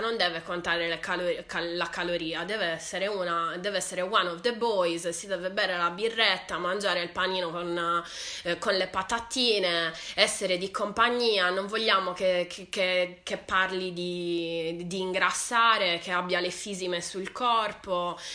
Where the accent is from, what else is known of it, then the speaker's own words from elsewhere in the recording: Sardinia, Italy; sono sarda